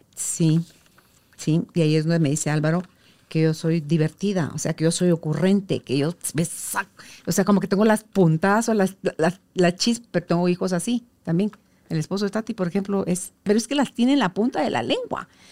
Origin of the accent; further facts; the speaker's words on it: Mazatenango, Suchitepéquez, Guatemala; a nosotros cuando éramos chiquitos en Mazatenango